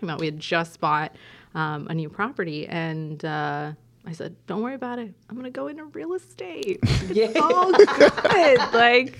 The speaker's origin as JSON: {"language": "English", "country": "Jamaica", "tie": "born or raised there", "said": "We moved a lot growing up, and I did grow up in Jamaica. So that's why I was introduced as the Jamaican in the house. I went to high school there all of the formative years."}